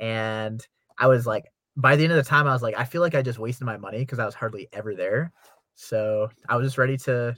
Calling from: Salt Lake City, Utah, United States; So I'm actually in Salt Lake City, Utah right now. Murray, more specifically.

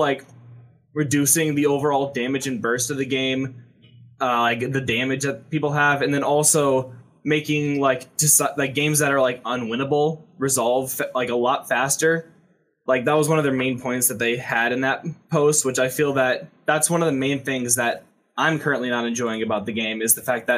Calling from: Troy, Illinois, United States; I'm calling from Troy, Illinois.

